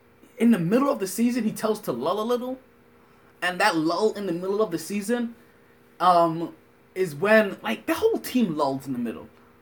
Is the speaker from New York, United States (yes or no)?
yes; New York, United States; born or raised there